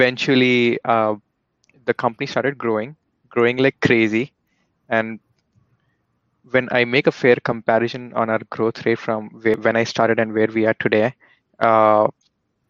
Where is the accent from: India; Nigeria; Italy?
India; moved away; based on my accent, you guys might have already figured out that, you know, I was born and raised back in India